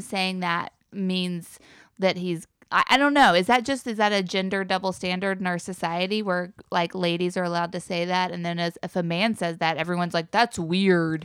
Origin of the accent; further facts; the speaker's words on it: North Carolina, United States; I'm from North Carolina